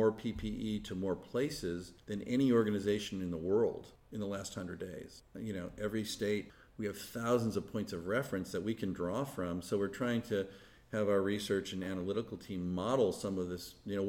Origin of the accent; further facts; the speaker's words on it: Palo Alto, California, United States; also born or lived in Wisconsin / Thailand; we rented a little house in Palo Alto, which at the time was a small, sleepy college town. So when my dad was killed, we ended up staying in Palo Alto. So that's where I grew up